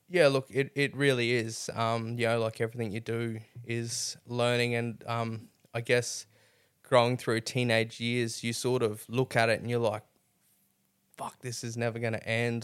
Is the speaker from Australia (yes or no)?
yes; Mackay, Queensland, Australia; now in Rockhampton, Australia; I grew up in Mackay